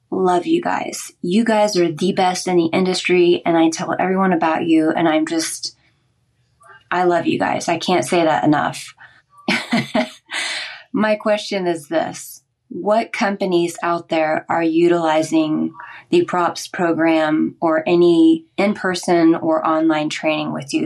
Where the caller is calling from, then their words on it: Tulsa, Oklahoma, United States; I am calling from Tulsa, Oklahoma.